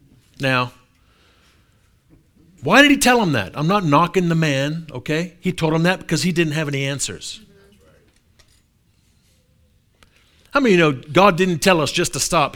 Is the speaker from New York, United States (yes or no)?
no; New Orleans, Louisiana, United States; So I'm from New Orleans.